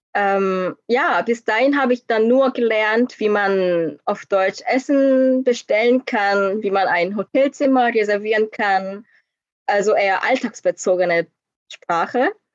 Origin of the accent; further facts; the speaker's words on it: South Korea; German is a second language; moved away as an adult; now in Germany; ich bin auch aus Korea